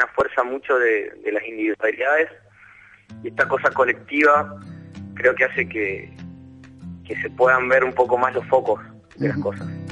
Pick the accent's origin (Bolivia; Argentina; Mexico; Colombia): Argentina; Mendoza; moved away as an adult; now in Buenos Aires, Argentina; nací en Mendoza capital